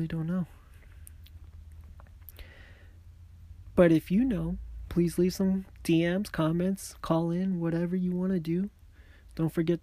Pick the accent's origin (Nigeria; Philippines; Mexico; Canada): Mexico; accent: Mexican; my Mexican accent